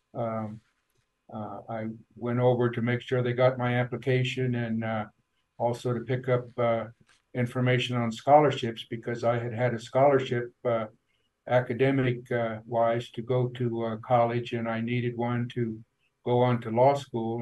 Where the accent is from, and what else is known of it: Farmington, New Mexico, United States; born or raised there; also born or lived in Albuquerque, New Mexico